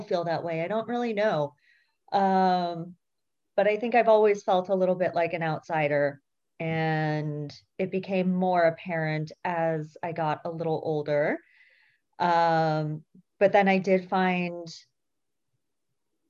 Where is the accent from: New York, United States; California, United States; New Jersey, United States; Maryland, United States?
California, United States; Berkeley; born and raised in Berkeley, California